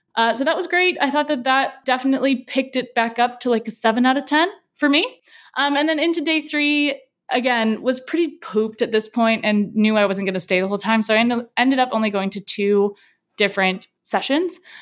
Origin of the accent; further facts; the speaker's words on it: San Diego, California, United States; I'm from San Diego